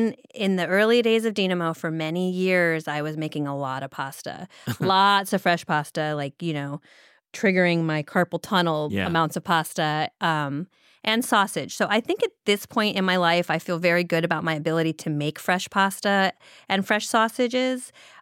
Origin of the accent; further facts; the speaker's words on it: Ohio, United States; also born or lived in Virginia; It seems to be I'm from Ohio, then Virginia.